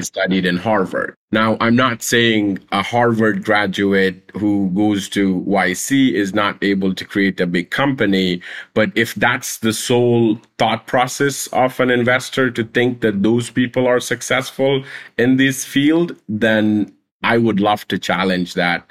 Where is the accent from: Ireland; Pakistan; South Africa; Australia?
Pakistan; also born or lived in Afghanistan; I was born a refugee in Pakistan. My mom and dad are Afghan, and when we were growing up, I was not allowed to take part in official universities and, and schools 'cause we were refugees.